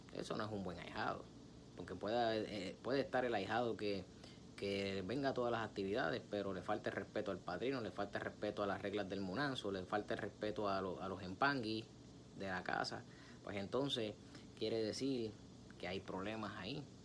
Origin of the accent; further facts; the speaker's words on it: Puerto Rico; bochinche, como decimos en mi país, Puerto Rico